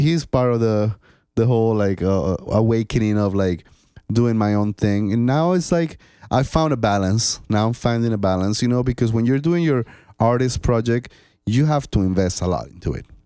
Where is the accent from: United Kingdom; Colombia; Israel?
Colombia; moved away as an adult; now in United States; I was born in Colombia. So in my country